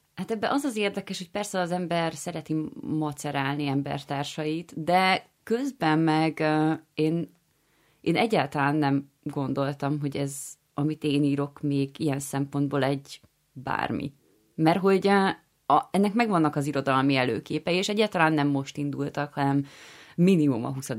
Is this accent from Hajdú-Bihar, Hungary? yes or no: no; Győr, Győr-Moson-Sopron, Hungary; moved away; én alapvetően győri származású vagyok